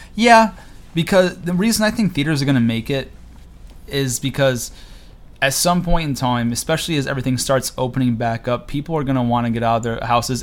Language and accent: English; Cortland, New York, United States; I'm from Cortland, New York, a little small town about 30 minutes south of Syracuse